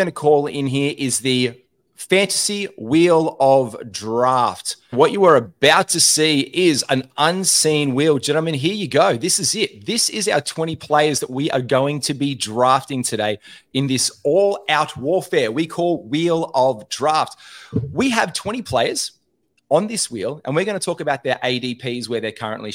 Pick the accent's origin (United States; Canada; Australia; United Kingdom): Australia; being four Australian blokes